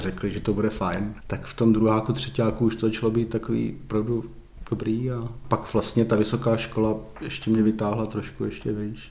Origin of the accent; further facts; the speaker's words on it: Moravia, Czechia; moved away as an adult; also born or lived in Kroměříž / Ostrava; now in Pardubice, Czech Republic; já jsem z Moravy, já jsem byl nejdřív v Kroměříši na konzervatoři a pak jsem studoval v Ostravě na vysoké škole